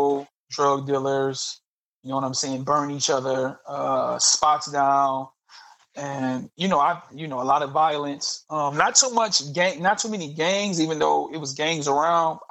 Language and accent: English; Detroit, Michigan, United States; I grew up in Southwest Detroit